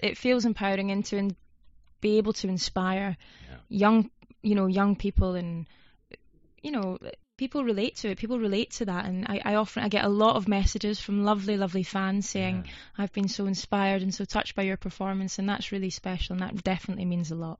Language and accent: English; Scotland, United Kingdom; I'm from Scotland, so I'm yeah. used to the cold weather